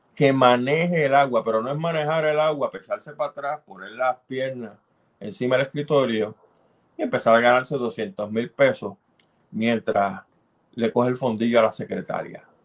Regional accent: Puerto Rico; tenemos en Puerto Rico

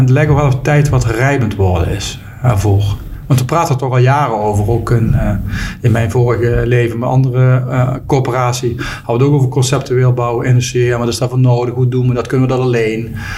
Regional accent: Limburg, Netherlands; ik woon in Limburg. Geboren en getogen in Limburg

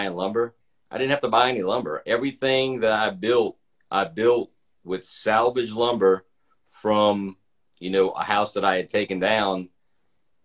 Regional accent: Louisiana, United States; now in Atlanta, United States; I'm from Louisiana. I live in Atlanta now

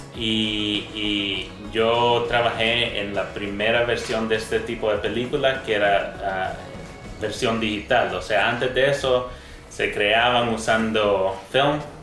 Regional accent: Canada; moved away as an adult; now in El Salvador; yo nací acá en El Salvador, pero viví la mayor parte de mi vida en Canadá.

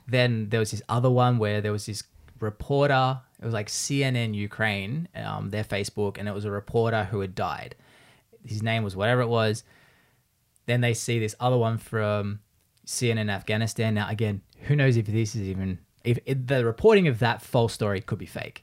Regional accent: Australia; now in United States

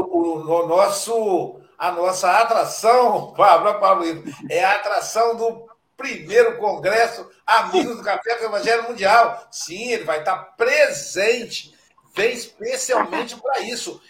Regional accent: Muriaé, Minas Gerais, Brazil; a minha terra natal, Série Muriaé, Minas Gerais

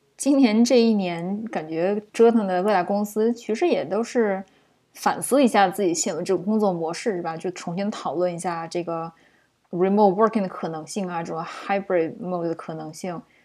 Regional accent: China; now in United States; 作为中国人，就是在美国职场混迹

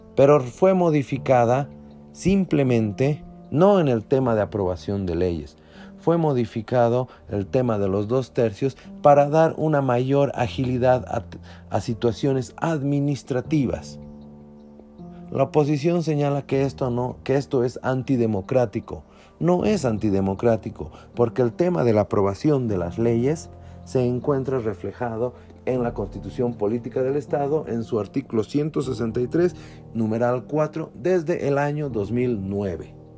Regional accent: Bolivia; como bolivianos

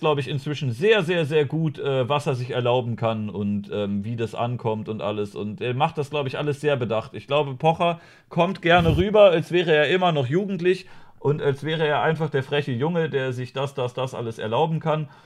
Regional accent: Germany; als Deutsche

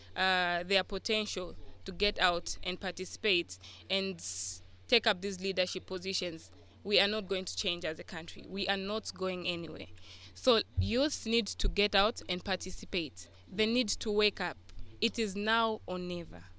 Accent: Lusaka, Lusaka Province, Zambia; I'm from Lusaka.

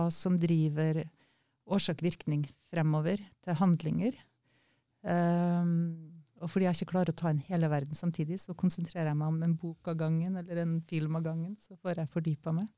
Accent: Kristiansund, Møre og Romsdal, Norway; Jeg kommer jo fra Kristiansund

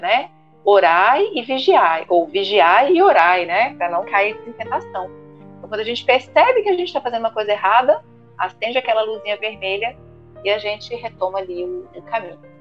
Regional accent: Ituiutaba, Minas Gerais, Brazil; lá na minha cidade, onde eu nasci, Tuiutaba, Minas Gerais

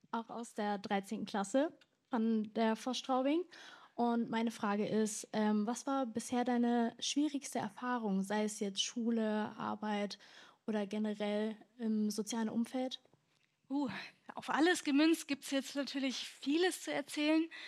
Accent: Bavaria, Germany; ich hatte meinen ersten Schultag in Niederbayern, also ich bin von Oberbayern nach Niederbayern mal gezogen, aufgrund der Trennung meiner Eltern.

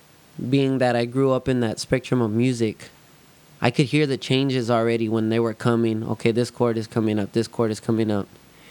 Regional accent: Somerset, Texas, United States; I grew up in Somerset area.

